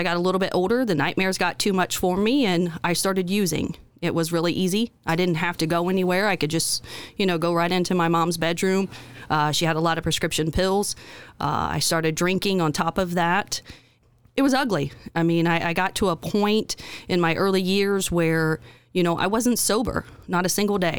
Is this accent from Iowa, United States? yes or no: no; Indiana, United States; We grew up in Western Jay County, and my mother battled addiction and mental illness.